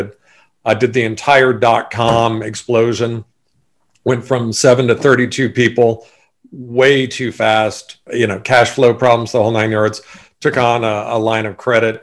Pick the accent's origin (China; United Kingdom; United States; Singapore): United States; Sacramento, California; also born or lived in Bordeaux, France / Hawaii; born and raised in Sacramento